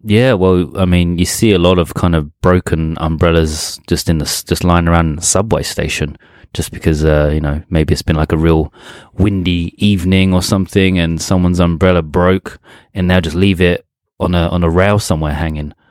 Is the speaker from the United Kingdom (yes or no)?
yes; England, United Kingdom; moved away as an adult; when I was growing up in England